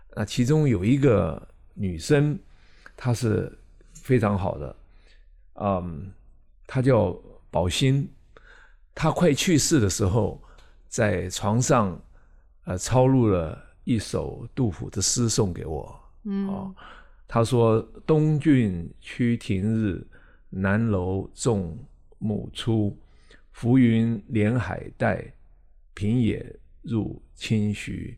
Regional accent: central and southern Taiwan, Taiwan; moved away as an adult; also born or lived in Taipei, Taiwan; now in Hong Kong; 在中南部长大，我中学，呃，是台中一中，以前是初中，后来高中是台南一中

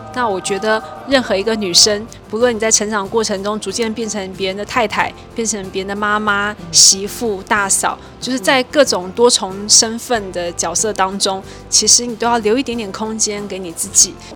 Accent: Taipei, Taiwan; also born or lived in Hsinchu Science Park, Hsinchu; 我小时候住在台北的民生社区嗯，然后国小四年级搬到新竹科学园区

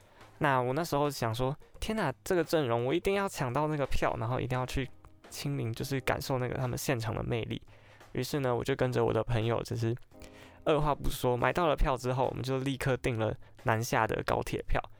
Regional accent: northern Taiwan, Taiwan; 因为我本身是北部人，所以也很少有机会可以到南部去这样走走看看。

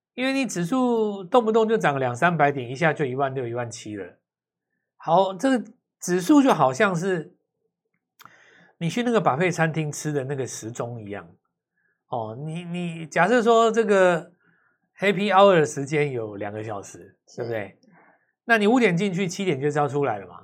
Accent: Taiwan; 那就表示说你没有抓到我们台湾人的精髓嘛

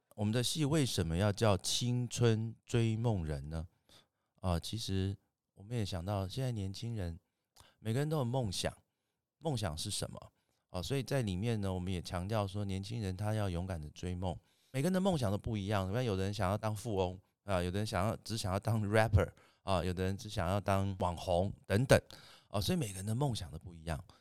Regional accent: Greater Taoyuan area, Taiwan; 我们都是一个大桃园地区的伙伴

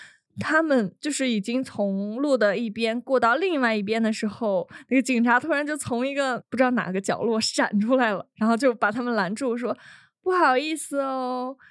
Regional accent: China; 可能我说这个猎奇只是对于我们来自那个中国大陆的人来说，但对大家来说可能已经很习惯了。

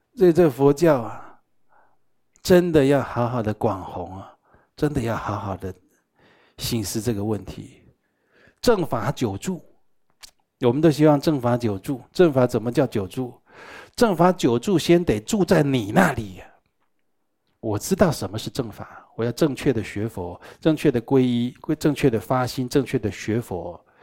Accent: Taiwan; 我们台湾人啊，都觉得医院不干净啊

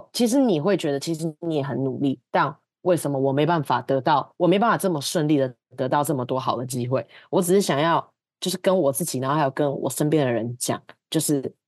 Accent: Taiwan; moved away as an adult; now in United States; 我二十五岁的时候，我从台湾来了美国，然后我三十岁的这一年，我我应该就是我我确定我的职我的职业生涯跟我人生三十几岁的时候，应该是会待在北美的

